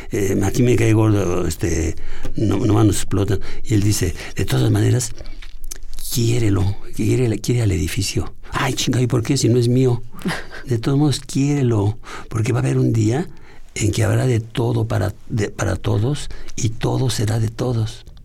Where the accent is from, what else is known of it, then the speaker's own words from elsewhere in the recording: Tlalnepantla, State of Mexico, Mexico; En Tlalepantla, pero en un barrio así.